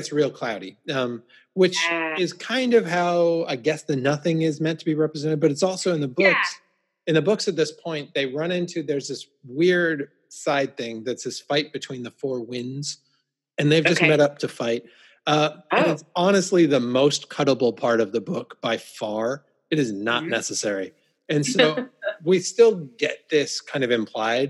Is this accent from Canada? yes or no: yes; Calgary, Alberta, Canada; moved away as an adult; now in London, United Kingdom; I grew up in Calgary, which is the biggest rodeo in the world.